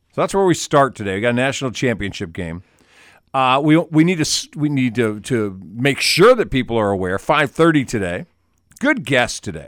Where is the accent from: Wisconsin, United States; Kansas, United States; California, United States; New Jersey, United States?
Wisconsin, United States; I'm from Wisconsin